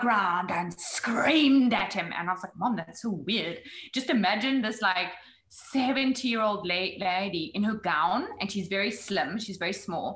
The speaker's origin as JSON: {"language": "English", "town": "Johannesburg", "region": "Gauteng", "country": "South Africa", "tie": "born or raised there", "also_born_or_lived": "New York", "moved": "as an adult", "lives_now": "United States", "said": "growing up in Johannesburg."}